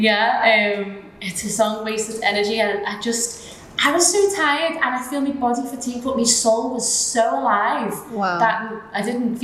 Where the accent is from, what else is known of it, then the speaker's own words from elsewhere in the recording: Liverpool, North West England, United Kingdom; now in Dubai, United Arab Emirates; I come from Liverpool in the United Kingdom, so where I'm from, it's obviously a big, big, big culture difference from the UAE